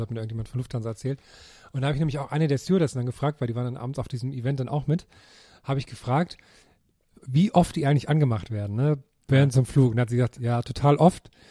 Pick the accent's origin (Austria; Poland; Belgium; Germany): Germany; Thuringia; meiner Heimat in Thüringen